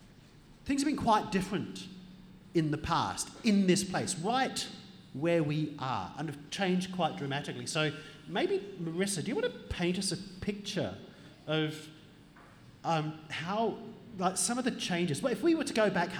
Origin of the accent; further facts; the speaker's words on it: Adelaide, South Australia, Australia; Adelaide, my hometown